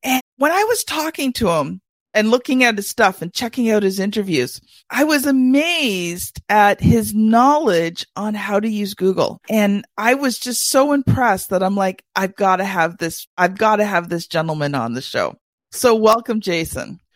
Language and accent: English; Canada; being a Canadian